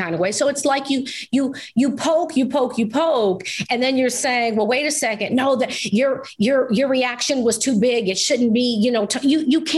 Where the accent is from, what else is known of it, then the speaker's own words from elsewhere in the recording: New York, United States; I'm from New York